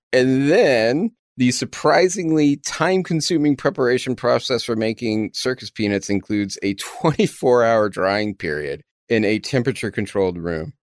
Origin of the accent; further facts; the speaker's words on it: Texas, United States; accent: Texas; I never thought I had much of an accent until I spent a lotta time in New York and kept getting called Texas boy